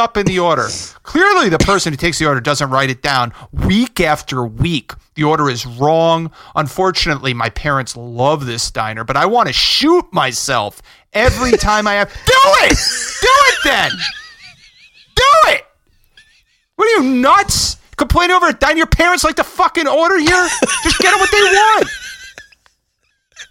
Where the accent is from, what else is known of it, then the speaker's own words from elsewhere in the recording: River Edge, New Jersey, United States; my hometown